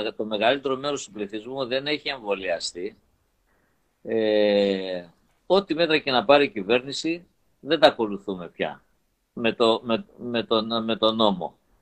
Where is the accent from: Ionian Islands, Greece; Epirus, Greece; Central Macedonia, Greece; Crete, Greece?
Crete, Greece; Rethymno; moved away; είμαι από το Ρέθυμνο